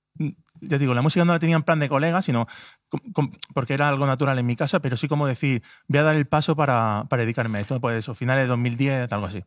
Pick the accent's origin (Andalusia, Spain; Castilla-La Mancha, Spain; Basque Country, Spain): Andalusia, Spain; Granada; yo vivo en Granada, soy de Granada